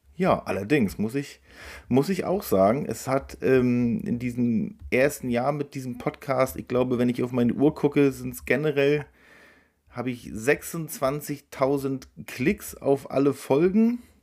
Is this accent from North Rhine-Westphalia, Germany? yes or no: no; Rostock, Mecklenburg-Vorpommern, Germany; meinem Verein aus der Heimat aus Rostock